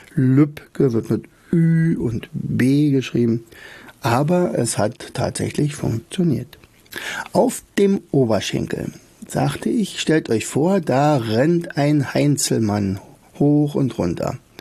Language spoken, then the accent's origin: German; Rauen, Brandenburg, Germany; also born or lived in Oderberg; denn ich komme ja aus Rauen